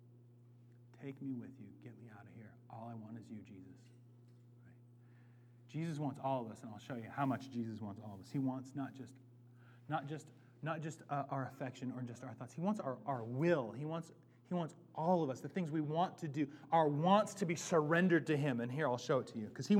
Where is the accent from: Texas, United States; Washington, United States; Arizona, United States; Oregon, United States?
Washington, United States; Bellingham; now in Seattle, United States; I'm from Bellingham